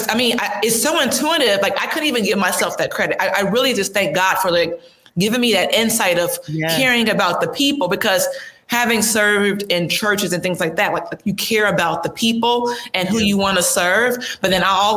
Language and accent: English; Chicago, Illinois, United States; moved away; I'm from Chicago originally, so it's you know, I'm Midwest